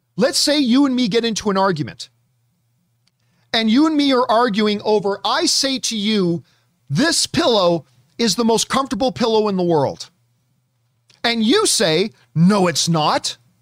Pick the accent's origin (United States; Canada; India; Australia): Canada; I'm Canadian